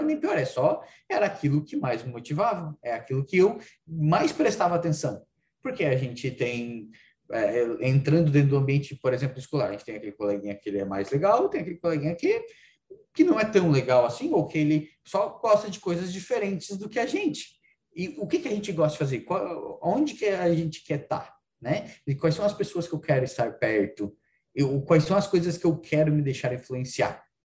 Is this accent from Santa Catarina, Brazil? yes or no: yes; Praia Grande, Santa Catarina, Brazil; eu sou de Praia Grande, cidadezinha lá do interior, aqui do interior, né, na divisa com o Rio Grande do Sul